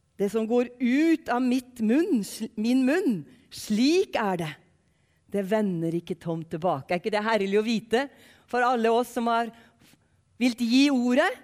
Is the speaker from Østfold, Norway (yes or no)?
yes; Ørje, Østfold, Norway; accent: Eastern Norwegian (østlending); moved away as an adult; also born or lived in Western Norway (Sunnhordland, Hardanger, Voss); now in Western Norway, Norway; så er jeg østlending, hvis dere lurer på hvor denne dialekten kommer fra. Jeg er grensetilfelle, og dere har jeg jo skjønt allerede. Jeg er fra fire kilometer fra Sverige, en plass som heter Ørje